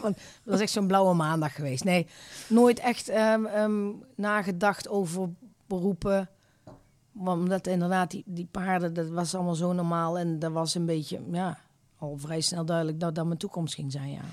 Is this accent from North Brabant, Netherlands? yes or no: yes; Eindhoven, North Brabant, Netherlands; Ik ben eh, geboren en getogen in eh, Eindhoven